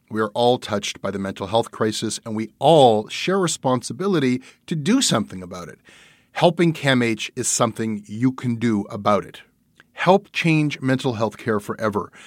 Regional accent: Canada; being Canadian

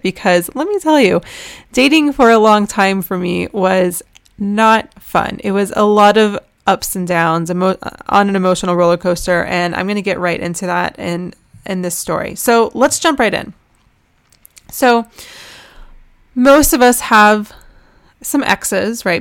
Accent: United States; also born or lived in Jerusalem; I'm American

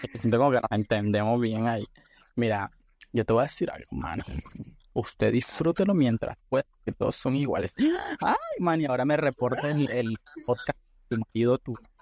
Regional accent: Nicaragua; also born or lived in Panama; now in Spain; soy de Nicaragua, pero viví en Panamá creo que 6 años, creo 5. Y ahora actualmente estoy viviendo en España

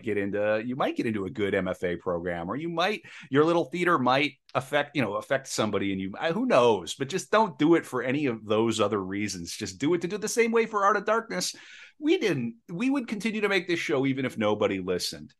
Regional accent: Midwest, United States; now in Saint Paul, United States; I come from the Midwest

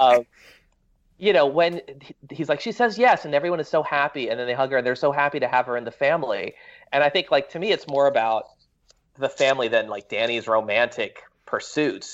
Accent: Florida, United States; moved away as an adult; also born or lived in New York; now in Los Angeles, United States; I was born in Florida

